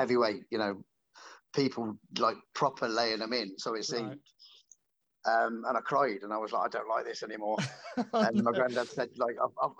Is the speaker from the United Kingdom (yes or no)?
yes; Worcester, West Midlands, United Kingdom; I grew up in Worcester.